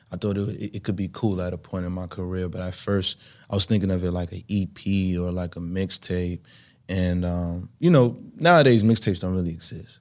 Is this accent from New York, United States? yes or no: yes; New York City, New York, United States; was kid growing up in Brooklyn